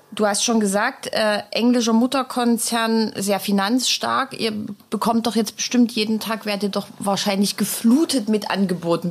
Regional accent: Dresden, Saxony, Germany; Der heutige Immobilieros-Podcast kommt tatsächlich aus Dresden, meiner Heimatstadt

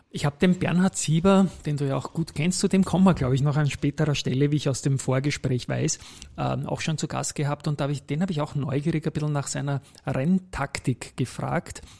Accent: Vienna, Austria; Ich bin am Tennisclub aufgewachsen, auch im 22. Bezirk

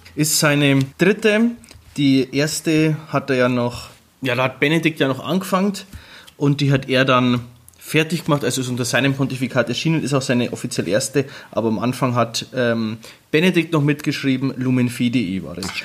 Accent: Germany; wir sind Deutsche

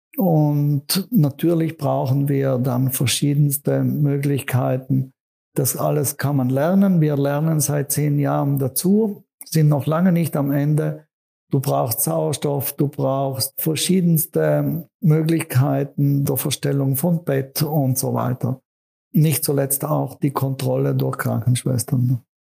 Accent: South Tyrol, Trentino-Alto Adige, Italy; in meiner Heimat Südtirol

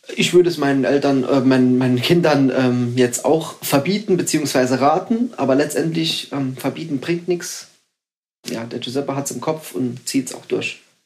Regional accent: Saarbrücken, Saarland, Germany; born or raised there

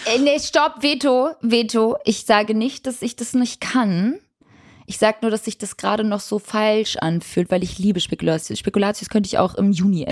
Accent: Northern Germany, Germany; Bei uns im Norden

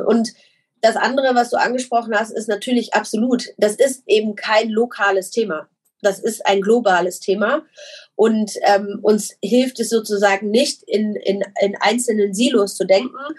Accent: Germany; ich jetzt als Deutscher

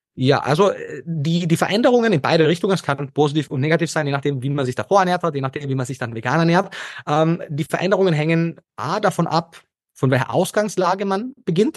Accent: Carinthia, Austria; moved away as an adult; also born or lived in Vienna; hört man vielleicht immer noch, äh, Österreicher, gebürtiger Kärntner und habe dort meinen ersten Bildungsweg in der Hotellerie und Gastronomie gemacht

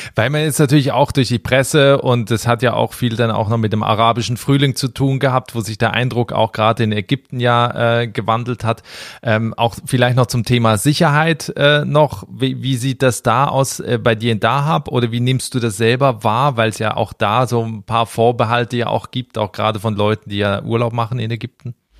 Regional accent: Switzerland; ich komme aus der Schweiz

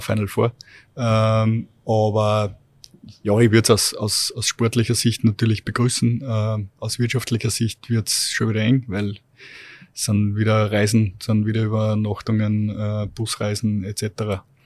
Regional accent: Steyr, Upper Austria, Austria; ich bin damals in Steyr schon äh, mit meinen Eltern äh, am, am Eislaufplatz runtergegangen

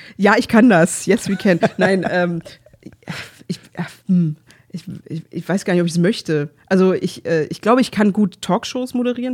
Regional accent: Berlin, Germany; ich komme halt aus Pankow

